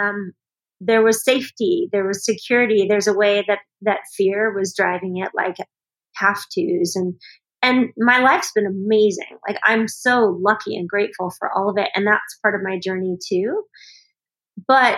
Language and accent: English; Los Angeles, California, United States; moved away as an adult; now in Colorado, United States; So I lived in LA through high school and then Northern California after that. I moved to Colorado in 1990